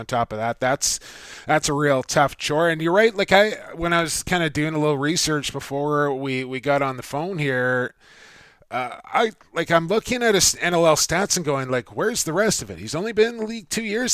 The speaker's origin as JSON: {"language": "English", "country": "Canada", "also_born_or_lived": "St. Paul, Minnesota", "said": "as a Canadian"}